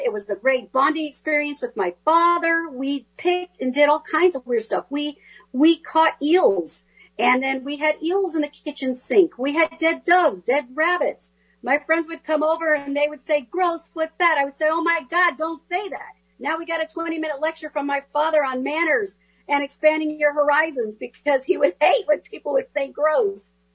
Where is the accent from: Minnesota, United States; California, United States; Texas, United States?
California, United States; the Spanish I learned growing up in California